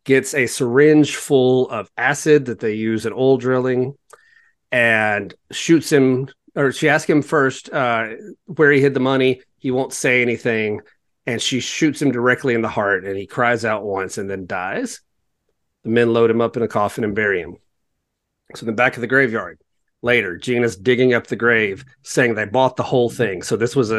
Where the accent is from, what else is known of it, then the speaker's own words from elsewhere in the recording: the South, United States; I'm a Southerner